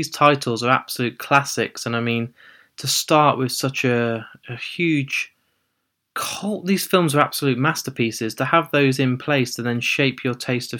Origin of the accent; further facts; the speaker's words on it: Shrewsbury, West Midlands, United Kingdom; Shrewsbury, so I'm a Shropshire boy